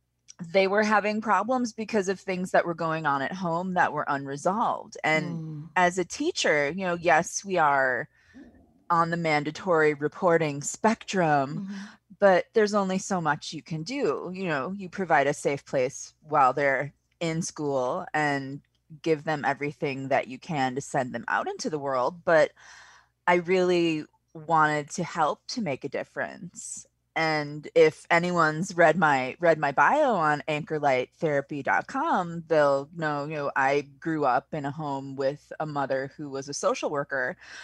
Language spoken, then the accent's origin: English; Milwaukee, Wisconsin, United States; I was a teacher for a while in my hometown of Milwaukee, working in charter schools and some of the private schools there.